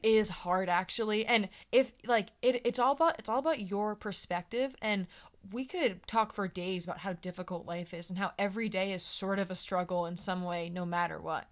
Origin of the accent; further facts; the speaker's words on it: East Coast, United States; I'm from the East Coast